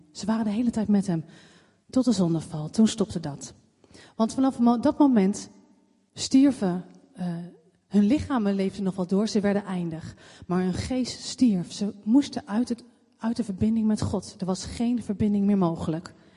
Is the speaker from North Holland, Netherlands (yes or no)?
no; Leidschendam, South Holland, Netherlands; geboren in Leidsendam